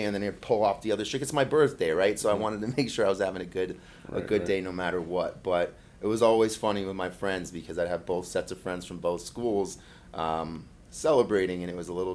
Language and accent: English; Florida, United States; also born or lived in Miami, Florida / Michigan; I was born and raised in Florida, actually born in South Miami, but sort of got back to the Keys fast enough that I was officially a conk